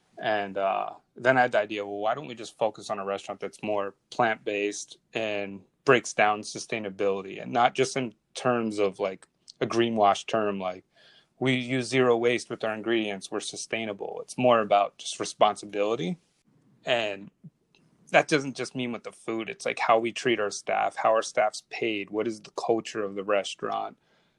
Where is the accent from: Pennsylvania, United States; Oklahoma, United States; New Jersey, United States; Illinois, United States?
New Jersey, United States; being near the Bay reminds me of where I grew up in New Jersey as a kid.